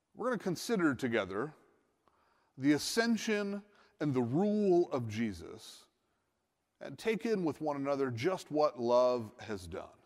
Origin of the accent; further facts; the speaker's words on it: Northeast, United States; I'm from the Northeast